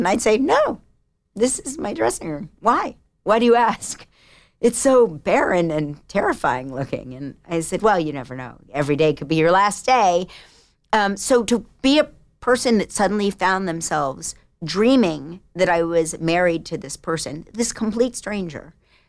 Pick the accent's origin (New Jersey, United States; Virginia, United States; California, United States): New Jersey, United States; I was from the South of Jersey.